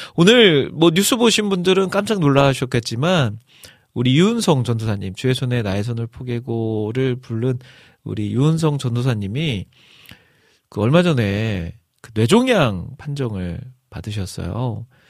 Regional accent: Jeolla, South Korea; accent: Jeolla dialect; 제가 전라도 사람이기 때문에

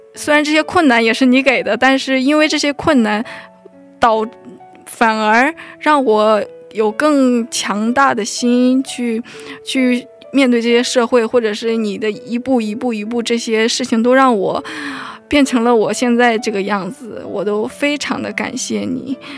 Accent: China; also born or lived in North Korea; now in South Korea; 我虽然是北韩出生，但是我中，我在中国生活了非常多时间，所以对韩语不是特别地熟练

